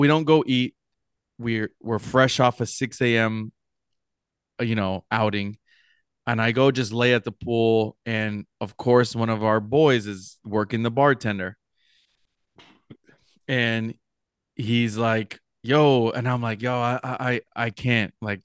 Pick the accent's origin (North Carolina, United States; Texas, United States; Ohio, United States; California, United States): California, United States; Los Angeles; I'm from LA.